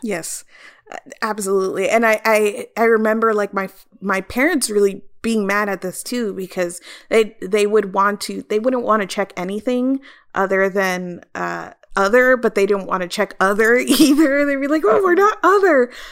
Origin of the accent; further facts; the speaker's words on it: South Florida, United States; I grew up in South Florida